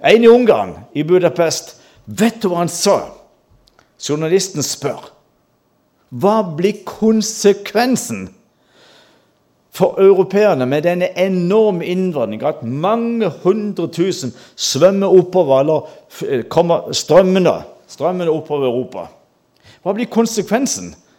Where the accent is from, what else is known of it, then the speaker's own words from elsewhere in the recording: Mandal, Agder, Norway; Jeg gikk på folkeskole hjemme i Mandal